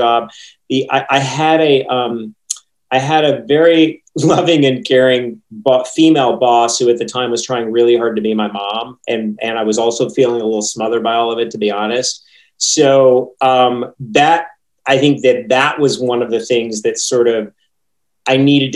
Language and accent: English; East Texas, United States; moved away; Growing up in East Texas, especially, back in the 80s and the 90s